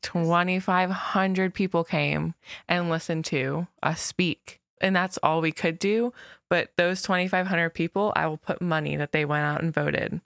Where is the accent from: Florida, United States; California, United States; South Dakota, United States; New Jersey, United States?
Florida, United States; West Melbourne; I've, I've lived there pretty much, gosh, my whole life, too